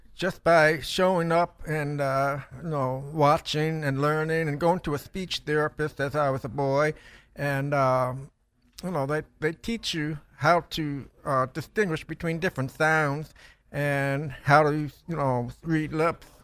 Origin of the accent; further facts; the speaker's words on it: Toledo, Ohio, United States; I grew up in Toledo, Ohio